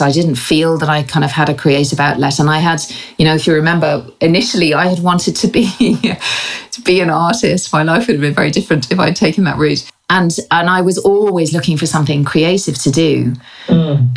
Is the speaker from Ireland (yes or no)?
yes; Ireland; moved away as an adult; also born or lived in England; now in London, United Kingdom; I was born in England, educated, uh, and uh, in Ireland, and lived there until I was about twenty four.